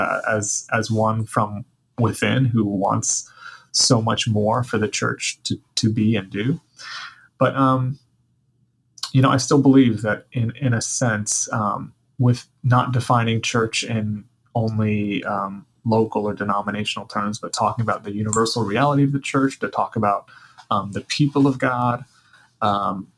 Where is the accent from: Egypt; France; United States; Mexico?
United States; the Bible Belt in the South; now in Seattle, United States; I grew up in the Bible Belt in the South